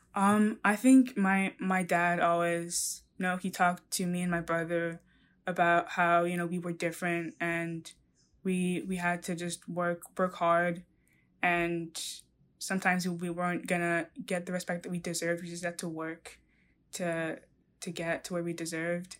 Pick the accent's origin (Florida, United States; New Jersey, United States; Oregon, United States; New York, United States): New York, United States; I was born and raised in New York